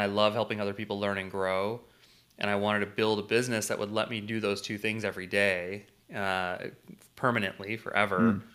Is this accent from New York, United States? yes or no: no; St. Louis, Missouri, United States; I was born and raised in Saint Louis.